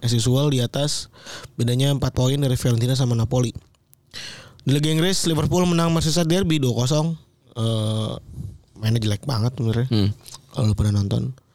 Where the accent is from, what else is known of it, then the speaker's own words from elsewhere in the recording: Java, Indonesia; now in Jakarta, Indonesia; dari Jawa ya eh aku perantau